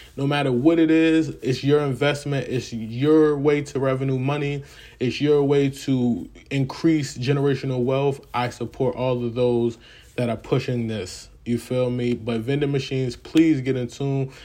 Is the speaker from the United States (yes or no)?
yes; the North, United States; As a Northerner